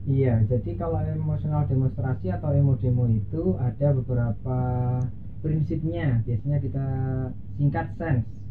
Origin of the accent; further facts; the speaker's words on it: Banyuwangi, East Java, Indonesia; also born or lived in Malang; asal saya dari Banyuwangi